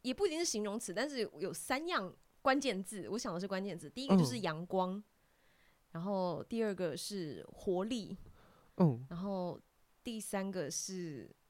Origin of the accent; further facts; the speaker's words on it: Keelung, Taiwan; 我不是台北人，我是基隆人。